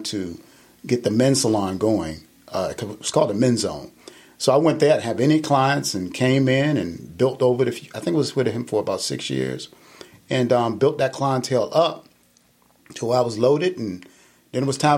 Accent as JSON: {"language": "English", "town": "Norfolk", "region": "Virginia", "country": "United States", "also_born_or_lived": "Los Angeles", "moved": "as an adult", "said": "I'm from Norfolk, Virginia"}